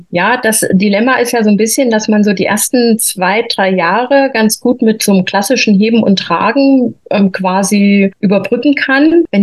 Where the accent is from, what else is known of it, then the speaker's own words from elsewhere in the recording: Thuringia, Germany; born there; moved away as an adult; now in Freising, Germany; komme hier aus der Nähe von München, also wohnhaft jetzt im Freising, gebürtig eigentlich komme ich aus Thüringen, bin aber quasi nach der Wende hier in Bayern gelandet mit meiner Ausbildung zur Krankenschwester.